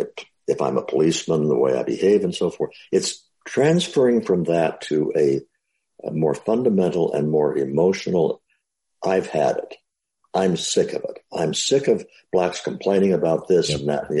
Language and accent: English; Midwest, United States; I was growing up in the Midwest